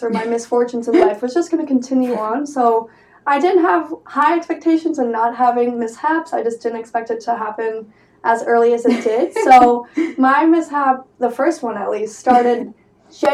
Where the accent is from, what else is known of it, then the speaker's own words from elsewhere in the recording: New York, United States; as a New Yorker